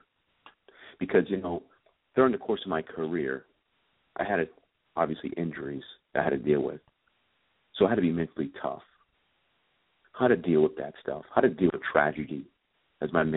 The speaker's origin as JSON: {"language": "English", "town": "Andover", "region": "Massachusetts", "country": "United States", "tie": "born or raised there", "said": "I grew up in Andover, Massachusetts"}